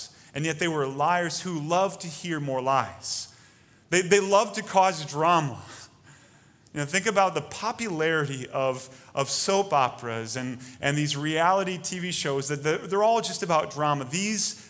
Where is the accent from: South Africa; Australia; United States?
United States; We have it easy as American Christians